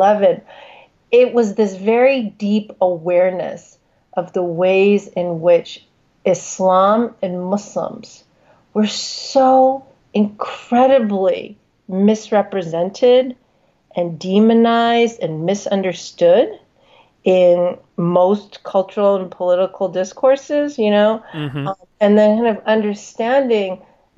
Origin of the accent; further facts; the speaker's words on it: United States; I'm a Chinese American woman. I'm born and raised in the United States